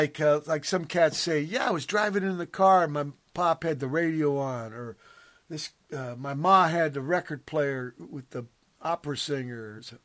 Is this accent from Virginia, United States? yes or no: yes; Virginia, United States; now in San Pedro, United States; I was born in Virginia